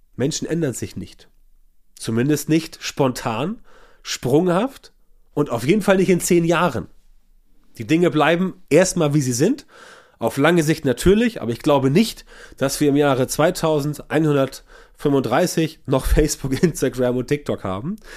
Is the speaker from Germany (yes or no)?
yes; Northern Germany, Germany; bei uns im Norden